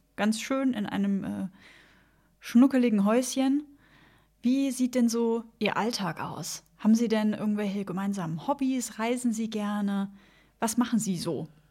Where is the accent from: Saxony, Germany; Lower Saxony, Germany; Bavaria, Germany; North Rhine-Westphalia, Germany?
Bavaria, Germany; moved away; ich komme ursprünglich aus Bayern